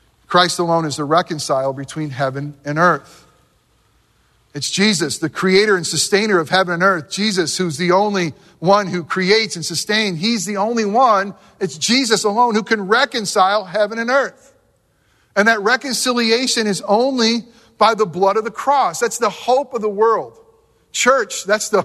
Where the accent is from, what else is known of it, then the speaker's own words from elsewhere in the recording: Northeast, United States; moved away; growing up in the Northeast